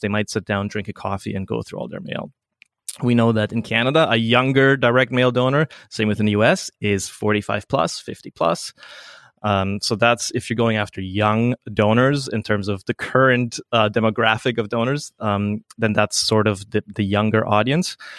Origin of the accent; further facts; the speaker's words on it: Paraguay; moved away; I grew up in South America. My mom was a Swiss nurse who went to Paraguay